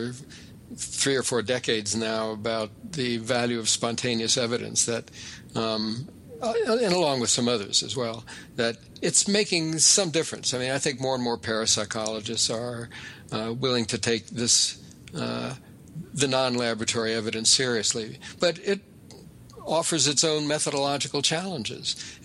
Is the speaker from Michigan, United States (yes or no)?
no; Las Vegas, Nevada, United States; moved away; also born or lived in Amherst, Massachusetts; I was actually born in Las Vegas, but I went to graduate school at UMass Amherst.